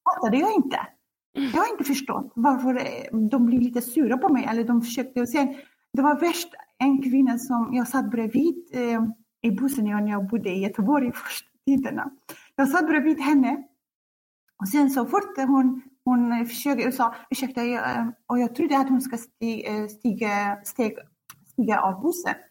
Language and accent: Swedish; Kurdistan Region, Iraq; Swedish is a second language; moved away as an adult; also born or lived in Baghdad, Iraq; now in Sweden; Jag kommer från Kurdistan, Irak